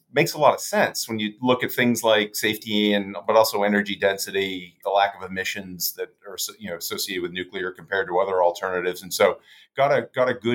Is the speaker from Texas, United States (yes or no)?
no; outside of Boston, Massachusetts, United States; I grew up outside of Boston in the early 80s